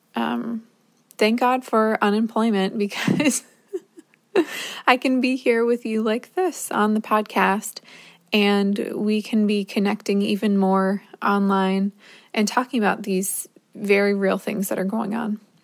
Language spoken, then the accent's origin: English; New Jersey, United States; moved away as an adult; also born or lived in Minnesota; I'm from New Jersey